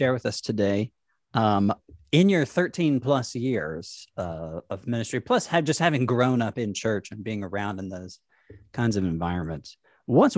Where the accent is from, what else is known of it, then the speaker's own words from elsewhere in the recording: Tennessee, United States; I'm from the best state of the U.S., so and you can see my state flag behind me